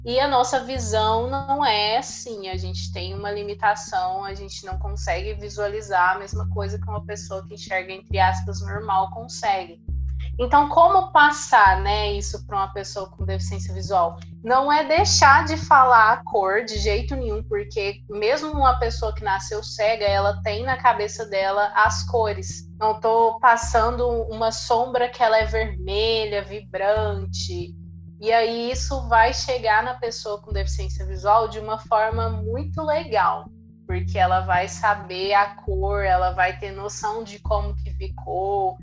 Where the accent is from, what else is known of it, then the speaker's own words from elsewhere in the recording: Uberlândia, Minas Gerais, Brazil; sou da cidade de Uberlândia, Minas Gerais